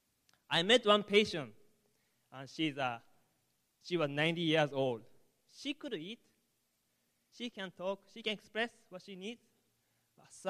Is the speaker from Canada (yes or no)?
no; Japan; English is a second language; moved away; I'm from Japan, so sorry about my English